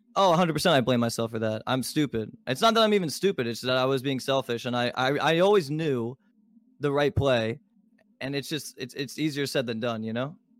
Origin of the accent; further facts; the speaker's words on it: Baltimore, Maryland, United States; I was born in Baltimore, Maryland